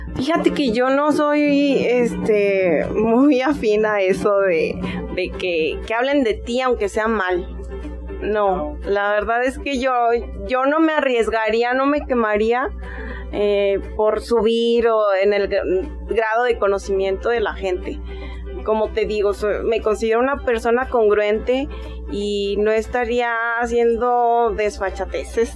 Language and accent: Spanish; Aguascalientes, Mexico; Yo soy de aquí de Aguascalientes, hidrocálida